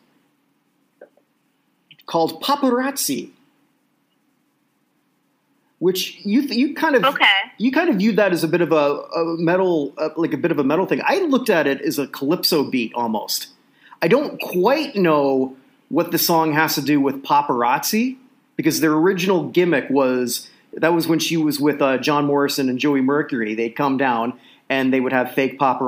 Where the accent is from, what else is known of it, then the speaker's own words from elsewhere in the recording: Canada; I'm Canadian